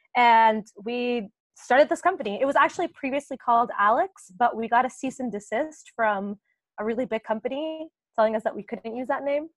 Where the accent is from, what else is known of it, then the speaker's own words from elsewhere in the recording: Puerto Rico; moved away as an adult; also born or lived in Boston, United States; now in London, United Kingdom; I am from Puerto Rico and I grew up there